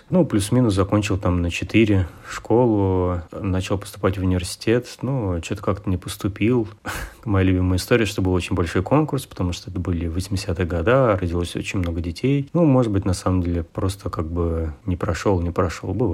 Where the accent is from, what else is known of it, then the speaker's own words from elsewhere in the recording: Moscow, Russia; Ну, я родился и вырос в Москве, на севере Москвы, север Форева.